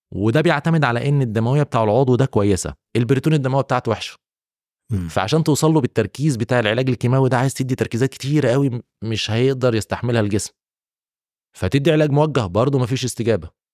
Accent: Egypt; moved away as an adult; now in Saudi Arabia; عندنا في مصر وفي السعوديه هنا

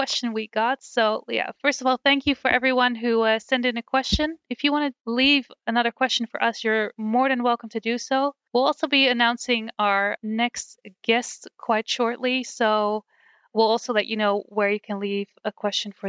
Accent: Netherlands; accent: Dutch; I'm from the Netherlands, so I have a very Dutch accent

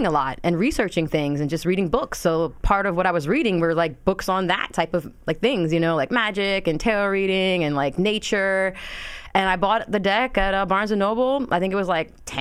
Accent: Neptune, New Jersey, United States; born and raised in Neptune, New Jersey

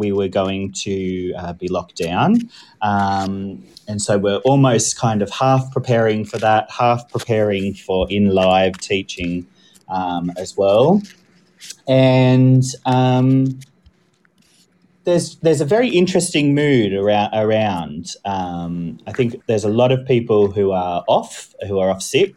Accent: Australia; moved away as an adult; now in United Kingdom; I'm actually Australian born and I came over to the UK about 5 years ago to teach

